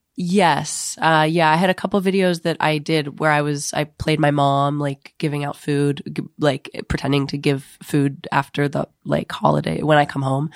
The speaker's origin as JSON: {"language": "English", "region": "Ohio", "country": "United States", "moved": "yes", "said": "I'm from Ohio"}